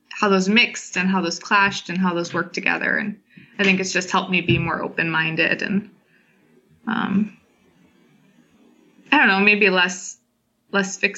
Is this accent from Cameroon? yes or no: yes; Cameroon; moved away as an adult; now in Madison, United States; Yeah, so I am originally from Cameroon in West Africa. I grew up there most of the time. I was there until I was 18. Um, and then I moved to Wisconsin and have been in Wisconsin ever since, actually in Madison.